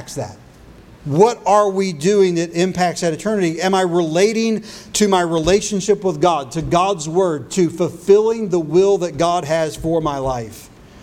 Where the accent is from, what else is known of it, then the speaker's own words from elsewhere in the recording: United States; I was born in the United States and I'm an American